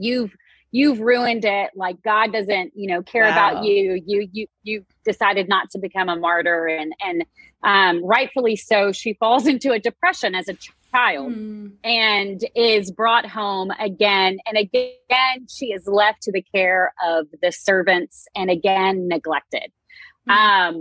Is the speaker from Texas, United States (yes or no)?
yes; Texas, United States; I am from Texas, so my accent is a little thick at times